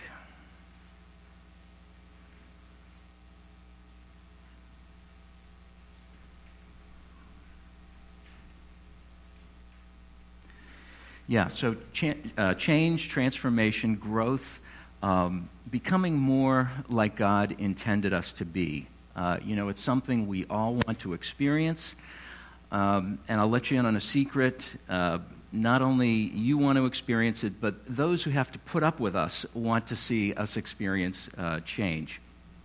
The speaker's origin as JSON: {"language": "English", "town": "North Walpole", "region": "New Hampshire", "country": "United States", "tie": "born or raised there", "said": "I grew up in North Walpole in the mid-70s"}